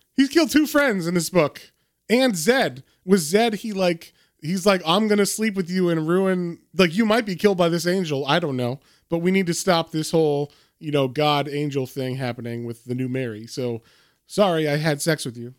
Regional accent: United States; as an American

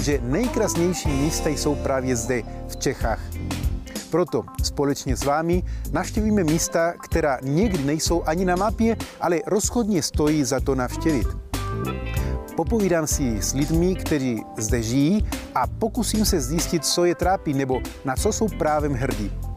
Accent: Argentina; also born or lived in Chile; now in Czech Republic; Narodil jsem se v Argentině, ale jsem původem z Chile

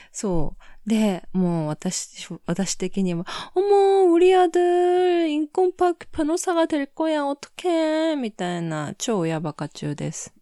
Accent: Japan; also born or lived in South Korea; 韓国生まれ、日本育ち

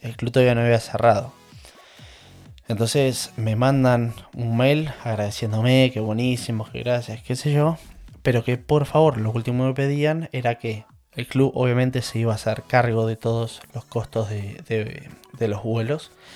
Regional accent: La Plata, Buenos Aires Province, Argentina; moved away as an adult; now in England, United Kingdom; Yo soy oriundo de La Plata, más precisamente de Manuel Gonet. A ver, mm, mis últimos 20 años me, crié en Gonet, entonces por eso para mí yo soy Gonet.

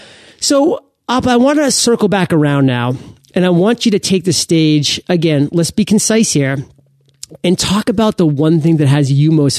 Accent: Maine, United States; I was born and raised in Maine.

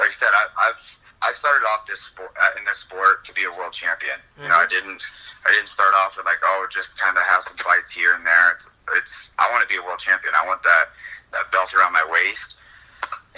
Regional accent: Iowa, United States; I grew up in Iowa as a wrestler

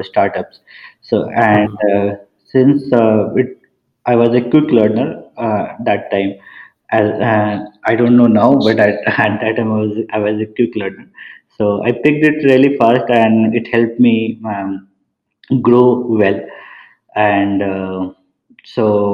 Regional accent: Patna, Bihar, India; moved away as an adult; also born or lived in Purnia, India / Dhanbad, India / Ahmedabad, India; I belong to Bihar. My hometown is Purnia. However, I have switched a lot between Purnia and Patna, between the houses of my grandparents. And I did my schooling in Patna

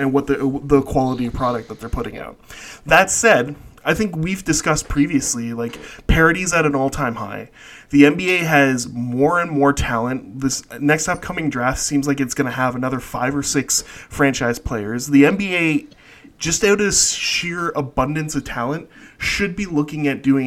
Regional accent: Canada; I'm Canadian

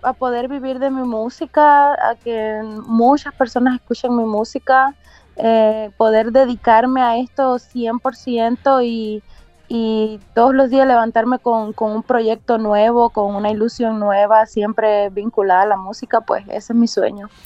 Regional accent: Cuba; moved away as an adult; also born or lived in China; now in Tampa, United States; originalmente soy cubana. Nací en Cuba y a los veinte años salí de Cuba

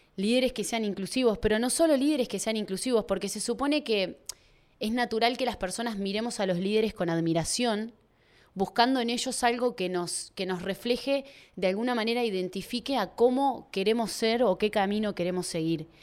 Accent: Uruguay; hablo de acá de Uruguay

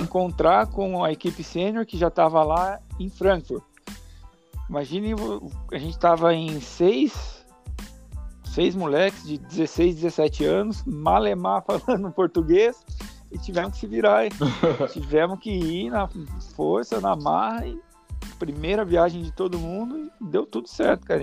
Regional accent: Rio das Cinzas area, Paraná, Brazil; eu cresci no Rio, a gente brincava e rodava de boia, as câmeras de caminhão, descia as corredeiras, era muito legal. A vida inteira a gente sempre curtiu muito o Rio. A nossa infância foi no Rio das Cinzas.

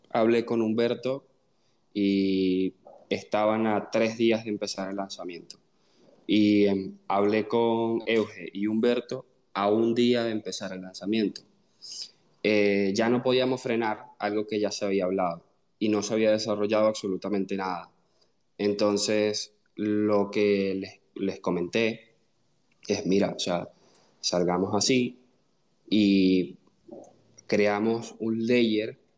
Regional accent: Venezuela; Eh, bueno … soy venezolano, eh, tengo 29 años y soy ingeniero en computación.

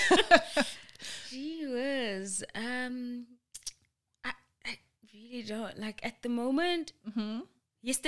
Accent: Cape Town, Western Cape, South Africa; moved away; I grew up in Cape Town, five of my closest friends are there, and then the other four are here

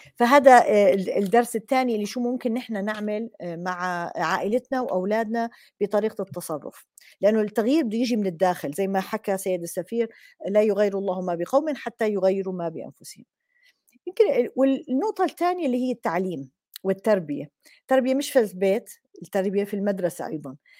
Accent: Jordan; عندنا بالأردن بالجامعات

